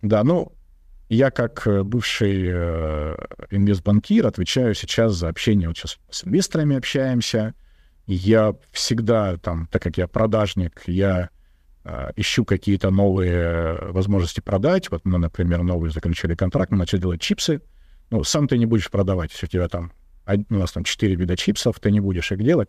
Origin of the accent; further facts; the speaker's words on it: Russia; Я из регионального города